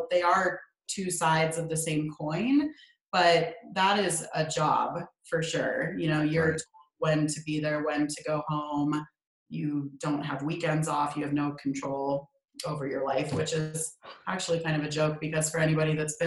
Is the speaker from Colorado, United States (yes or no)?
yes; Colorado, United States; also born or lived in California; When we moved to Colorado when I was really young from California